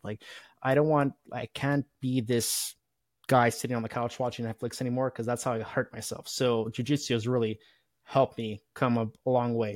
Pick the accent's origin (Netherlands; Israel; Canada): Canada; being Canadian